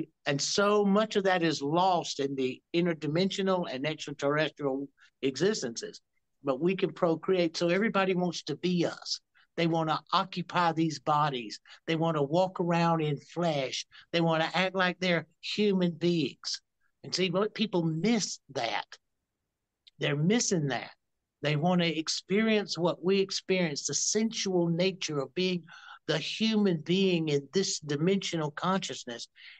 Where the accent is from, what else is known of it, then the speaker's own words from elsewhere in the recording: the South, United States; I come from the South, so NASCAR is big to me.